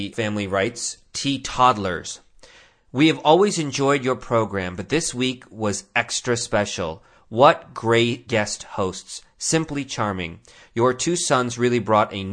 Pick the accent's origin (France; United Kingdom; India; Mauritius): India; moved away; I'm from India